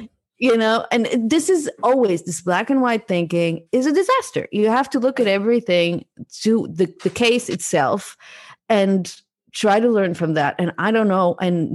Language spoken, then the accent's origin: English; Israel; moved away as an adult; also born or lived in Netherlands / London; now in Berlin, Germany; growing up in Israel